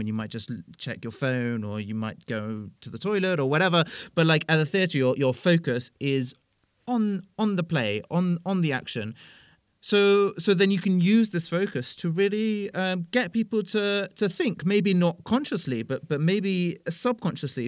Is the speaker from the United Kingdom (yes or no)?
yes; United Kingdom; moved away as an adult; now in Brussels, Belgium; I am British.